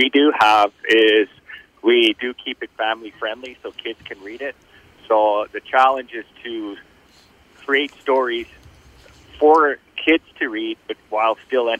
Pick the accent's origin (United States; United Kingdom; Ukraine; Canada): Canada; Thunder Bay, Ontario; I was born and raised in Thunder Bay.